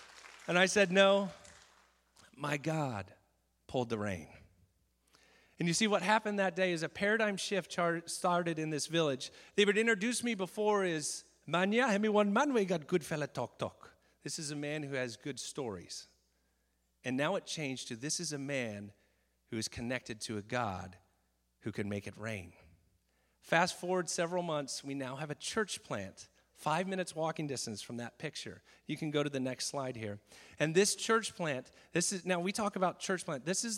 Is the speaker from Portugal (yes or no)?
no; Japan; I'm a missionary kid, and I grew up in Japan.